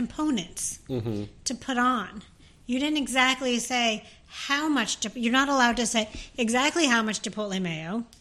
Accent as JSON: {"language": "English", "region": "New Jersey", "country": "United States", "said": "I'm from New Jersey"}